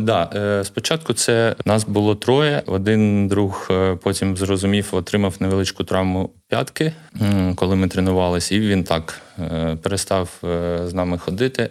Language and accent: Ukrainian; Kharkiv, Kharkiv Oblast, Ukraine; я народився в Харкові на Салтівці, це мій рідний район.